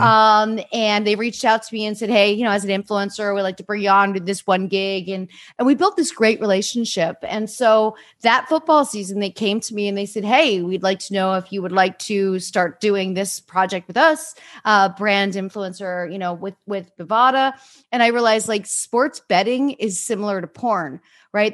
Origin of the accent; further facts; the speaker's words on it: Easton, Pennsylvania, United States; I grew up in Easton